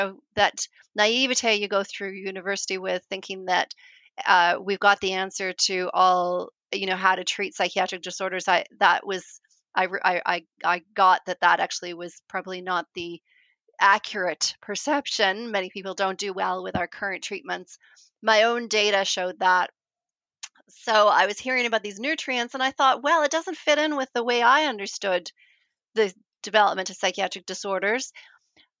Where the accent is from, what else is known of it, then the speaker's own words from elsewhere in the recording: Canada; moved away as an adult; also born or lived in New Zealand; now in Christchurch, New Zealand; Canadian, and I moved to New Zealand